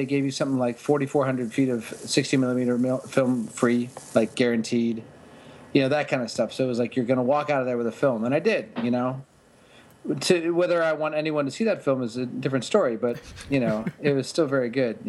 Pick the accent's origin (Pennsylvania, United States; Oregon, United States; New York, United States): Pennsylvania, United States; Pittsburgh; moved away as an adult; also born or lived in Kent, Ohio / Miami, Florida; I'm from Pittsburgh, and I went to college at Kent State.